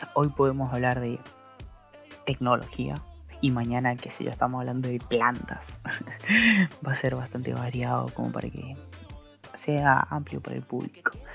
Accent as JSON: {"language": "Spanish", "town": "Posadas", "region": "Misiones", "country": "Argentina", "said": "soy de Posadas Misiones"}